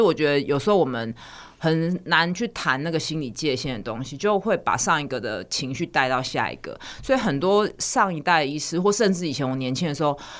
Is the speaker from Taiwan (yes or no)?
yes; Taiwan; 我们台湾人的习惯